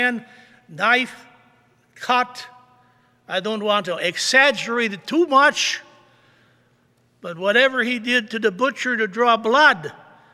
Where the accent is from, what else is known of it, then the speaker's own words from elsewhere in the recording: Beaver Dam, United States; moved away; A little town of 15, 16,000 people, like my hometown, Beaver Dam.